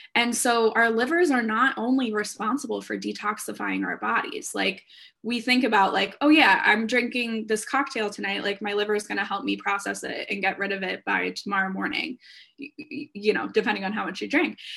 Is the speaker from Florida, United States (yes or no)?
no; Philadelphia, Pennsylvania, United States; also born or lived in Orlando; I'm from the Philadelphia area